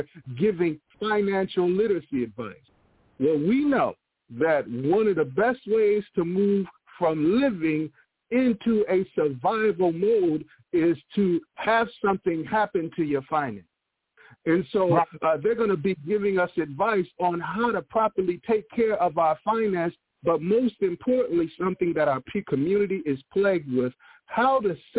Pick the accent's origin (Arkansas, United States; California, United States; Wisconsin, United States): Wisconsin, United States; Milwaukee; That's my hometown, Milwaukee, Wisconsin